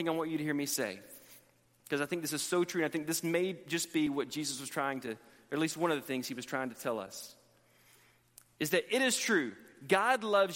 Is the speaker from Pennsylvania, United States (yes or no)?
no; Montgomery, Alabama, United States; moved away as an adult; now in Texas, United States; where I grew up in Montgomery, Alabama